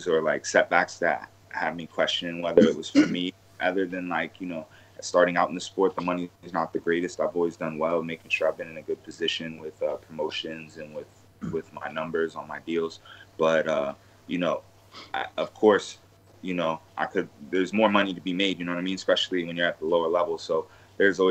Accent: Des Moines, Iowa, United States; moved away as an adult; also born or lived in California / Arizona; now in South Florida, United States; my hometown of Des Moines, Iowa

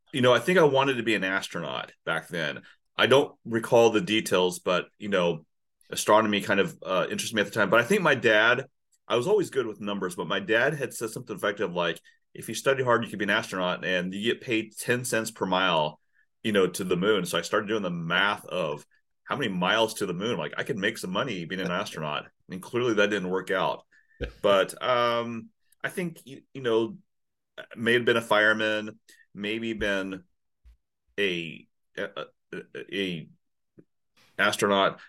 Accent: Silver Lake, Kansas, United States; also born or lived in Saigon, Vietnam / California / Texas / Oklahoma; I grew up in a small town. So so we moved from from California to Texas to Oklahoma to outside of Topeka, Kansas. So seven miles north of Topeka is Silver Lake

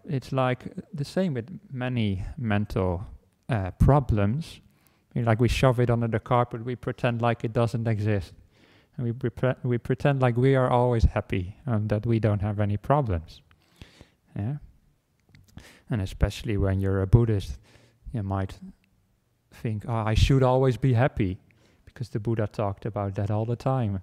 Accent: Netherlands; moved away as an adult; now in Australia; I came with the airplane from the Netherlands where I was where I was born and grown, where I grew up

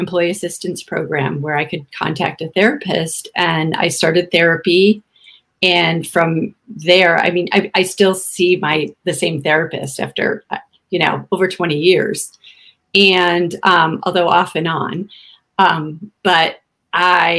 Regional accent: Midwest, United States; moved away as an adult; also born or lived in California; I grew up in the Midwest

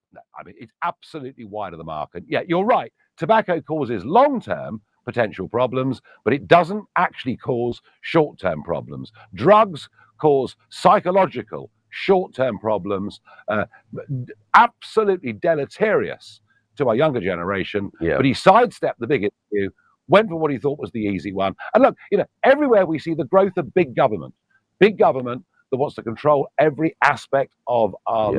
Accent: United Kingdom

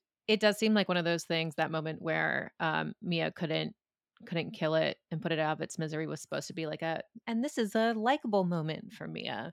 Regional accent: United States; me being American

